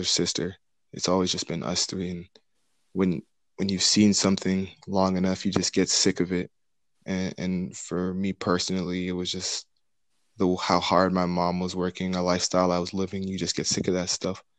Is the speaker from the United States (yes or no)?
no; Mississauga, Ontario, Canada; my hometown, Mississauga